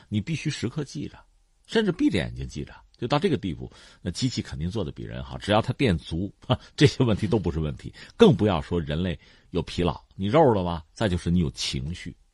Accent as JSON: {"language": "Chinese", "country": "China", "said": "我们中国人"}